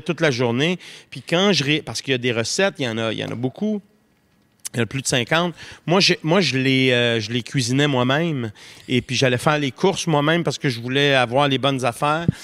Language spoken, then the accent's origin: French; Montreal, Quebec, Canada; l'appartement de maison Maisonneuve, où je suis né, à Montréal